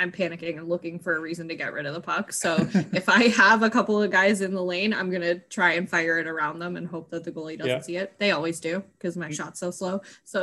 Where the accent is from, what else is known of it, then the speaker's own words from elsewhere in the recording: Canada; moved away; also born or lived in California; I grew up in Canada.